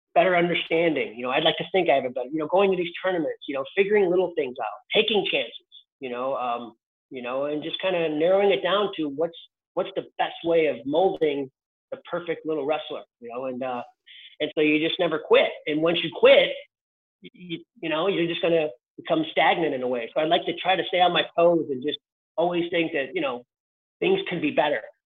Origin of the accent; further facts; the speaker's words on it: Chicago, Illinois, United States; my dad was a Chicago cop, so we lived in the south side of Chicago